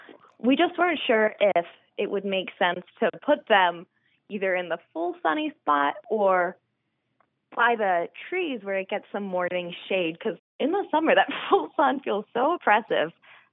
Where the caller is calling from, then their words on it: Easton, Pennsylvania, United States; I am calling from Easton, PA.